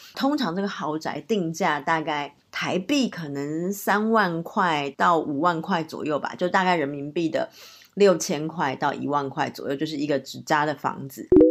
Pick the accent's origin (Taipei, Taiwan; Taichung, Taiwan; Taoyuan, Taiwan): Taipei, Taiwan; also born or lived in Zhangzhou, Fujian (ancestral); 我从小在台北长大，然后很多人应该都知道我是算是闽南人的后代， 老家是在漳州，所以从小其实有很多习俗都是沿用着闽南的习俗